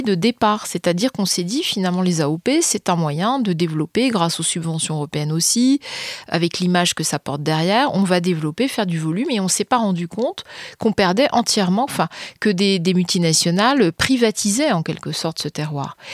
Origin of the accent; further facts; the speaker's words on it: France; en tant que citoyenne, en tant que Française.